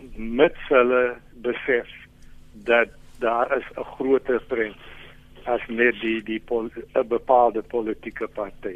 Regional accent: South Africa; ons as Suid-Afrikaners

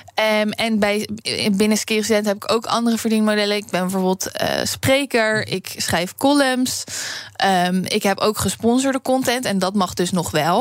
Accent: Netherlands; wij als Nederlanders

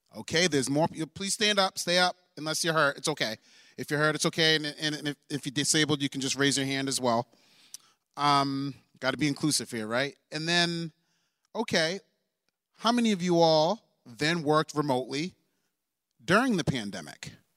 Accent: Maine, United States; moved away; I am also from Maine. Shout out to the two oh seven

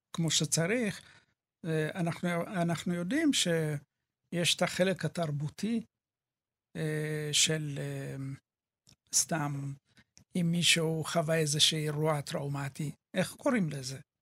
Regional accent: Ethiopia; now in Israel; אני אתיופי

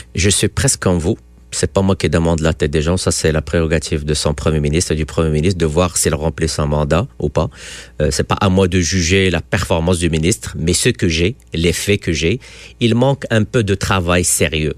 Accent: Quebec, Canada; En tant que Québécois

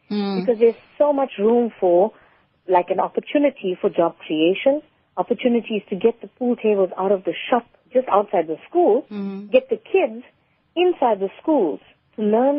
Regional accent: South Africa; apart from just being an Indian female in the community, it was taboo across South Africa for women to be acknowledged as good players in that particular code of sport.

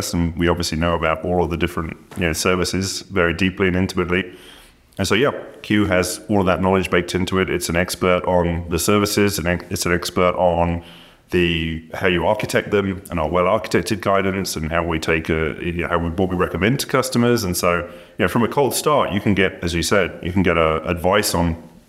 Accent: United Kingdom; As a Brit

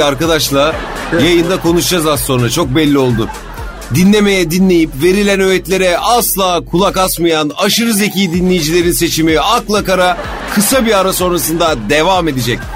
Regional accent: Turkey; ben bu memlekette doğdum, büyüdüm

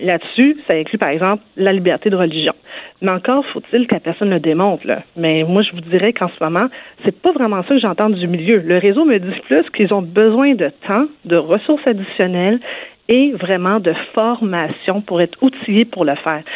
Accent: Quebec, Canada; chez nous au Québec, le cours de FPS a existé pendant plusieurs années. Euh, moi-même, je l'ai suivi.

